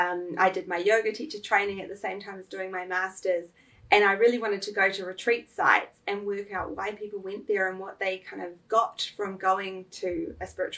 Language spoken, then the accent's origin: English; Auckland, New Zealand; also born or lived in Melbourne, Australia; Massey University in Auckland, which is my hometown